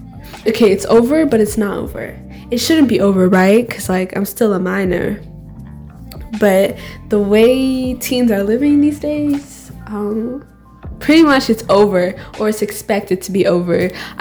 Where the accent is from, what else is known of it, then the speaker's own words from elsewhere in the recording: Nigeria; accent: Nigerian; And you'll hear my white accent, right? It's hard for my Nigerian accent to come out when I'm not with Jomi, but it's fine.